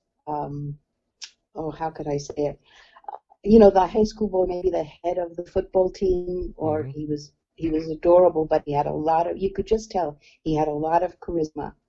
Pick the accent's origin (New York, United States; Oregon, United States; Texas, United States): New York, United States; New York City; I was from New York City